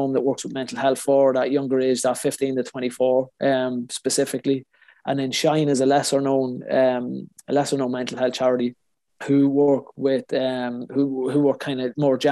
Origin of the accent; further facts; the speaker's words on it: Cavan, Ulster, Ireland; moved away; I grew up in Cavan